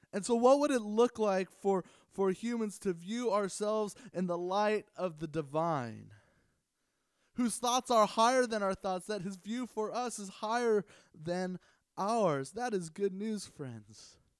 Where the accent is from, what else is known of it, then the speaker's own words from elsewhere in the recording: Los Angeles, California, United States; I grew up in the Los Angeles area